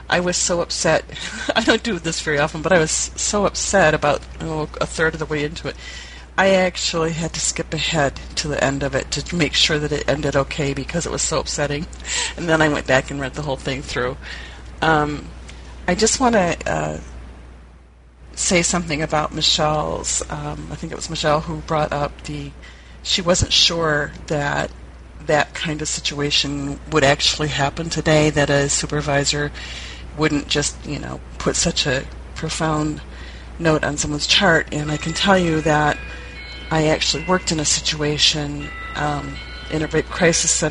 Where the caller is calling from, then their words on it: Ann Arbor, Michigan, United States; I'm in from Ann Arbor.